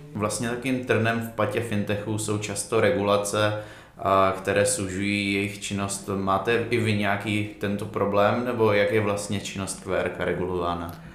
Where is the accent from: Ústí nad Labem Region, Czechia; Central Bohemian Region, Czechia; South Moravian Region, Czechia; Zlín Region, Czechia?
Zlín Region, Czechia; Uherské Hradiště; ve městě, ze kterého pocházím